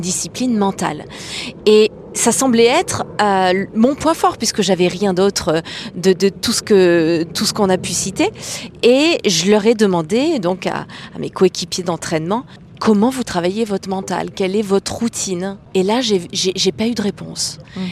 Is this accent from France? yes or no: yes; Clermont-Ferrand, Auvergne-Rhône-Alpes, France; je suis née à Clermont-Ferrand